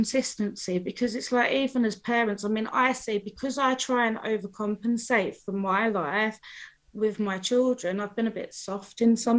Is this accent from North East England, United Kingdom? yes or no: yes; Newcastle, North East England, United Kingdom; also born or lived in London; I started off in Newcastle.